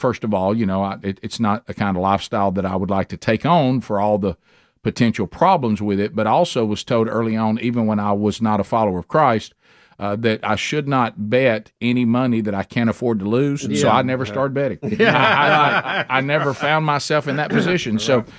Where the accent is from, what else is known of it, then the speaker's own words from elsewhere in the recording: Oxford, Alabama, United States; my hometown last night at the OPAC, Oxford Performing Arts Center.